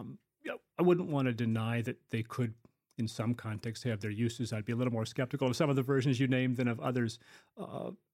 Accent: Midwest, United States; Born and bred in the Midwest

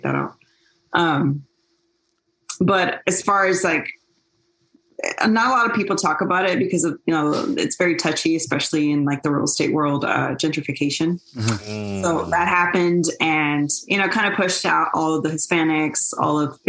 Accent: Houston, Texas, United States; also born or lived in San Juan, Texas; I was born in San Juan, which is a small border town, in the valley, and, pretty much raised in Houston, moved when I was 4 years old

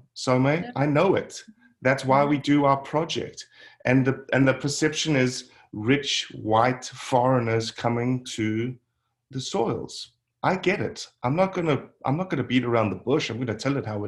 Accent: South Africa; moved away as an adult; now in United States; I was born and raised in South Africa. I lived in South Africa until I was 24

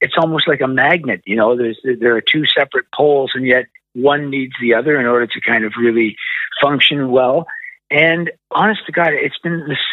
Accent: Canada; my records were only released in Canada because, you know, you can hear from my outrageous accent, that's where I'm from.

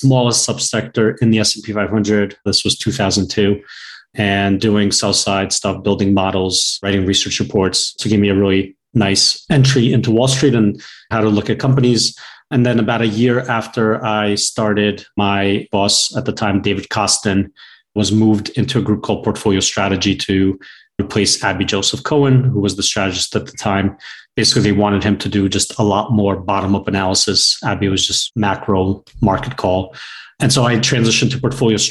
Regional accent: Chernivtsi, Chernivtsi Oblast, Ukraine; now in Miami, United States; I was born in Ukraine. I was born in a city called Chernivtsi, which is the same city that Mila Kunis was born

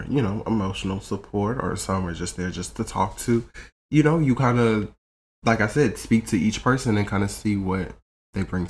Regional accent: Phoenix, Arizona, United States; That is my hometown, Phoenix, Arizona

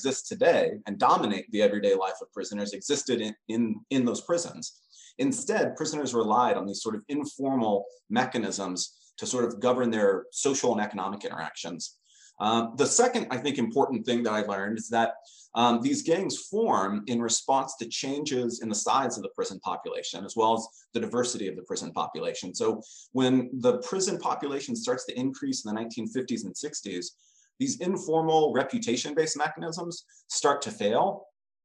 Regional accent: California, United States; Growing up in California

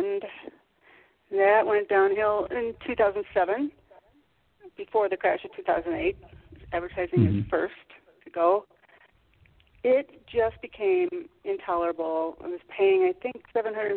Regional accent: outside of Chicago, Illinois, United States; moved away as an adult; also born or lived in Michigan; now in San Miguel de Allende, Mexico; I was born in Michigan, but I lived most of my life in Illinois, outside of Chicago, and then in the city

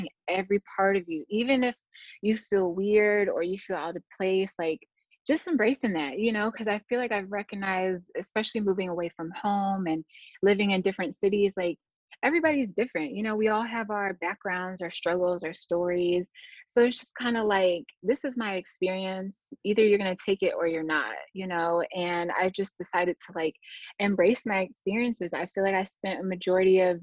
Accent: Detroit, Michigan, United States; also born or lived in New York; growing up in Detroit, I loved it.

